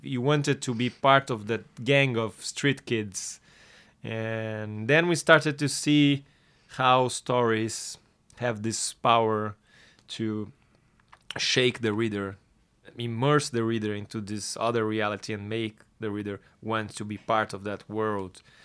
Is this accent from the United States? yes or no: no; Brazil; born or raised there